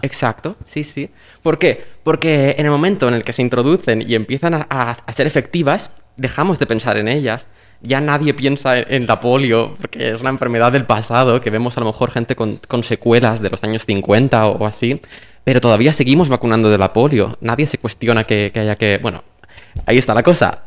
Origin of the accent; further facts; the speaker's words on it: Valencian Community, Spain; Comunidad Valenciana, que es de donde yo soy